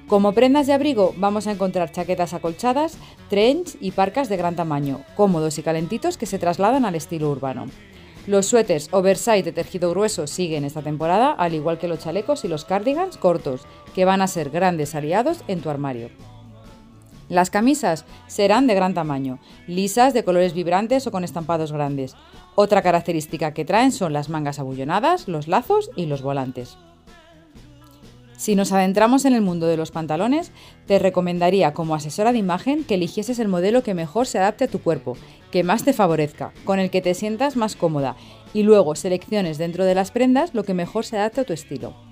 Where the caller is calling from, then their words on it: Spain; asesora de imagen y os hablo desde España.